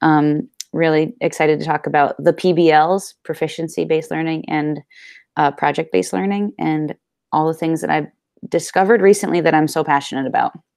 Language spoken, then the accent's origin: English; Clarendon, Vermont, United States; I'm from Clarendon, Vermont.